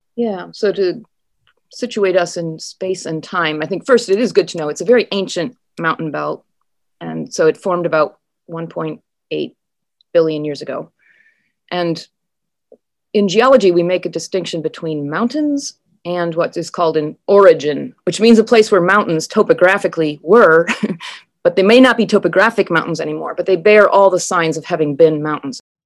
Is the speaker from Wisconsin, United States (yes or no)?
yes; Wisconsin, United States; moved away as an adult; also born or lived in Minnesota / Norway / United Kingdom / Appleton, Wisconsin; I, I grew up in Wisconsin and Minnesota, but then, um, lived elsewhere in the world, including Norway and the U K, but came back